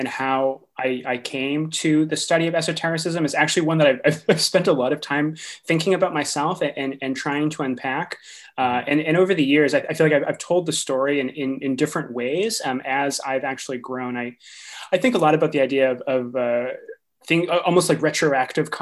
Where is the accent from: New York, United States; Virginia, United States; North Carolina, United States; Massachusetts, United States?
Massachusetts, United States; Eastern; now in Sacramento, United States; I grew up in Massachusetts, actually, in Eastern Massachusetts